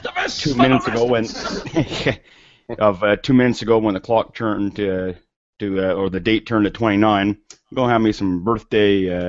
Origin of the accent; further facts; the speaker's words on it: Canada; I was setting up for a Canada Festivus in my hometown here.